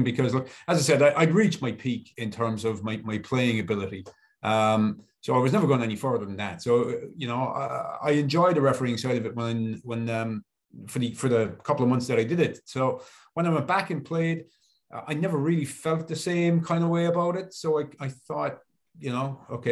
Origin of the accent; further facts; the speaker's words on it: Cork, Munster, Ireland; moved away as an adult; like every kid in the area, I grew up in Cork